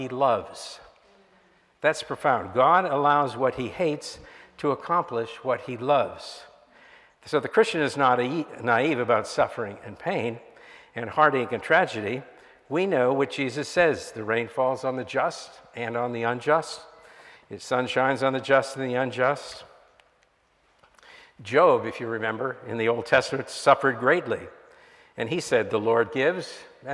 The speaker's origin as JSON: {"language": "English", "town": "Miami", "region": "Florida", "country": "United States", "tie": "born or raised there", "said": "I grew up in Miami in the 1960s"}